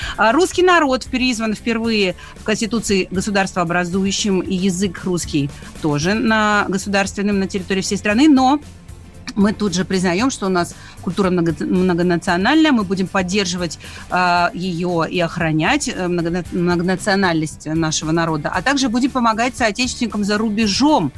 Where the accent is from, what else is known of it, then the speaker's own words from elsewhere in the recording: Makiivka, Donetsk Oblast, Ukraine; moved away; also born or lived in Khanzhonkovo; как человек, который вырос в Донбассе, э, я родом из Макеевки